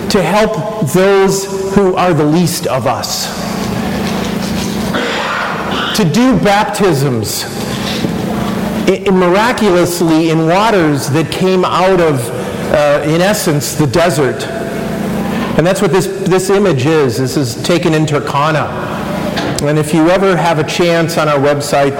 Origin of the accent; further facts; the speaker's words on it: Wisconsin, United States; moved away as an adult; also born or lived in East Coast; now in Kansas City, United States; I was born in the Midwest. I grew up in Wisconsin